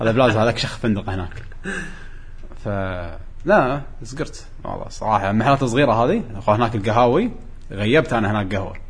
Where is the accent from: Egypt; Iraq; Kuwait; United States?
Kuwait; أنا جاي من الكويت